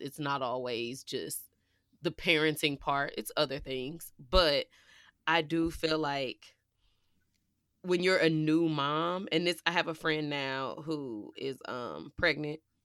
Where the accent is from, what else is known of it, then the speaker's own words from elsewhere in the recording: Midwest, United States; we were raised in the Midwest